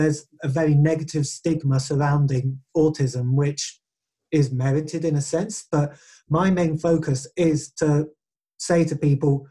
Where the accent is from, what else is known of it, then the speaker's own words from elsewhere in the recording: England, United Kingdom; first language English; I am English. I can speak it and write it fluently.